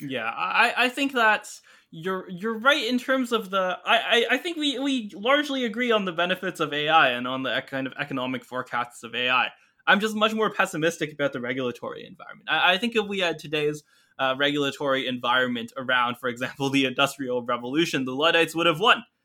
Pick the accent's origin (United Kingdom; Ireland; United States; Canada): Canada; I grew up in Canada